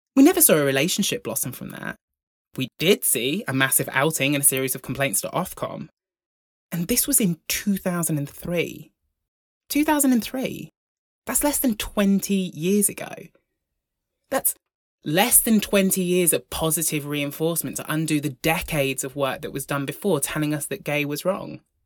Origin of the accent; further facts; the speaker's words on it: Broughton, United Kingdom; I grew up in Broughton, the largest village in the solar system.